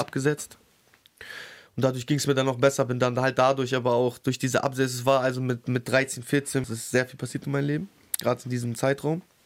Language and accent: German; Bremen, Germany; Ich bin in Findorf aufgewachsen